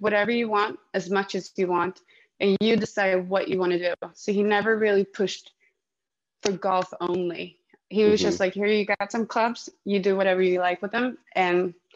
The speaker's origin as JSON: {"language": "English", "town": "Stockholm", "region": "Stockholm County", "country": "Sweden", "also_born_or_lived": "Spain", "said": "I'm from Stockholm and I'm based and living here now."}